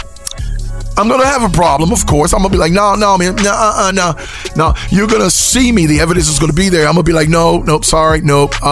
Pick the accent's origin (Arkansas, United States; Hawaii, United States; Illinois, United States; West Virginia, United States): West Virginia, United States; moved away; also born or lived in California; I'm from West Virginia. I saw no Hispanics growing up